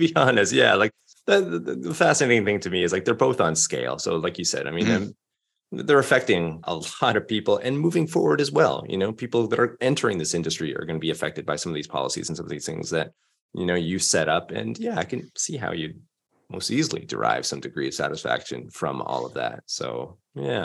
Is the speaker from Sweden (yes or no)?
no; Canada; I'm from Canada, but I'd never been to Vancouver and never lived there